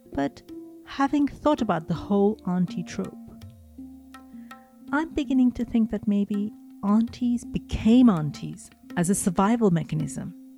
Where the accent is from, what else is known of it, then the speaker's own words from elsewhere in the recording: Mumbai, Maharashtra, India; Growing up in Mumbai